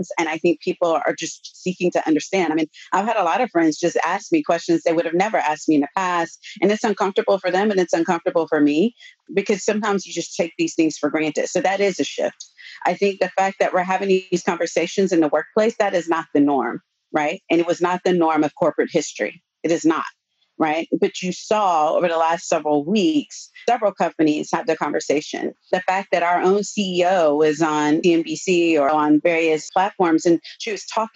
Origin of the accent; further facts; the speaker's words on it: Austin, Texas, United States; I grew up in Austin.